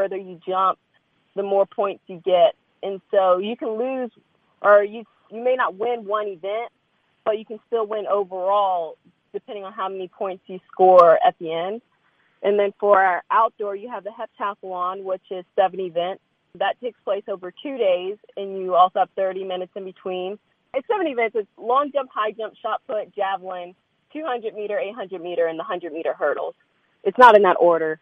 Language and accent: English; Lynchburg, Virginia, United States; moved away as an adult; So I was raised in Lynchburg, Virginia. I stayed there all the way through until graduating college, stayed there for a few years after, and then finally moved out.